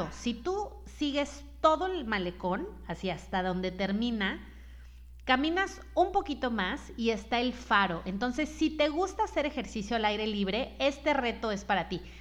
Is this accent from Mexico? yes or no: yes; Mazatlán, Sinaloa, Mexico; pero nací en Mazatlán y es uno de mis máximos orgullos eh, de la vida. De verdad te puedo decir que soy muy feliz siendo de Mazatlán